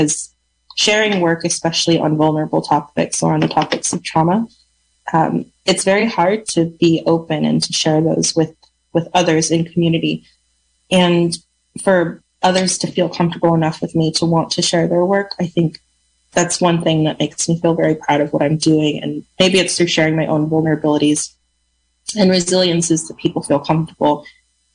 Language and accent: English; Lake County, California, United States; I grew up in Lake County